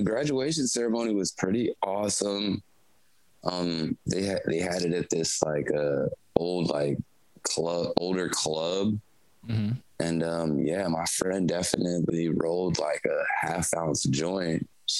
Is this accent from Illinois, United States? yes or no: yes; Chicago, Illinois, United States; also born or lived in San Francisco Bay Area, California; Yes, I'm from Illinois. So I was born in Chicago, but my parents split up when I was like two. So my mom moved to California. So I grew up between the Bay Area